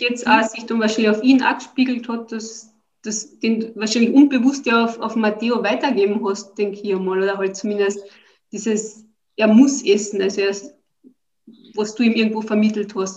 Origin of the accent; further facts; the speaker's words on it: Austria; bei uns in Österreich